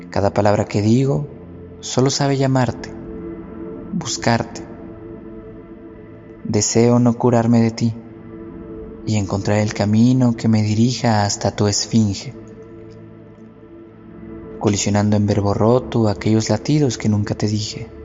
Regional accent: Mexico City, Mexico; tengo 22 años. Soy de Tláhuac, Ciudad de México.

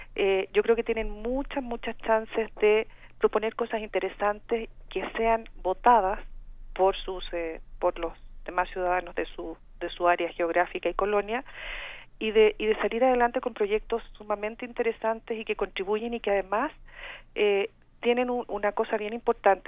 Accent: Chile; accent: Chilean; moved away as an adult; now in Mexico; tengo este acento chileno porque soy chilena de origen

